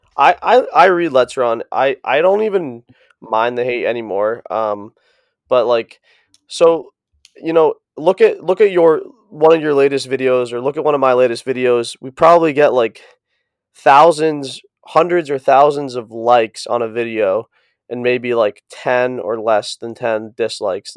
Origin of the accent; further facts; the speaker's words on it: East Coast, United States; moved away; also born or lived in Boulder; I'm from the East Coast